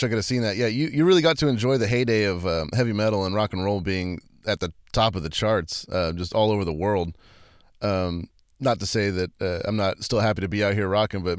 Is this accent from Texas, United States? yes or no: yes; San Antonio, Texas, United States; I'm from Texas, and I know you guys, it seems like I've heard a lot of your live recordings from San Antonio, which is actually where I was born.